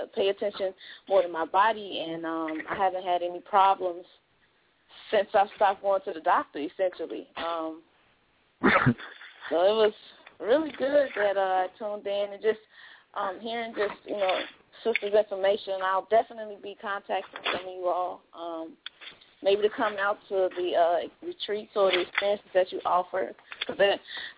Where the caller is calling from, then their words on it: Chicago, Illinois, United States; from Chicago.